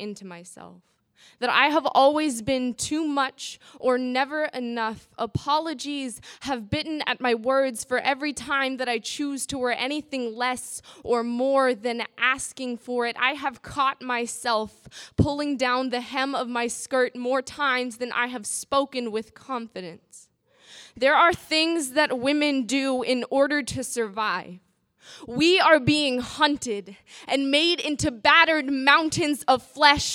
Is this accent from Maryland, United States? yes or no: no; Bay Area, California, United States; I'm from the Bay Area. I'm 14 years old